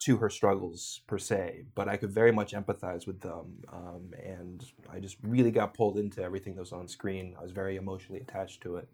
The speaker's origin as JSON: {"language": "English", "region": "California", "country": "United States", "tie": "born or raised there", "also_born_or_lived": "New York", "moved": "as an adult", "said": "I grew up in California and moved to New York for college"}